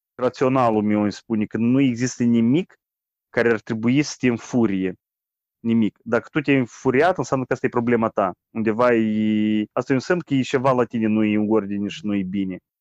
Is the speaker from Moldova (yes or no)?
yes; Moldova; Noi moldovenii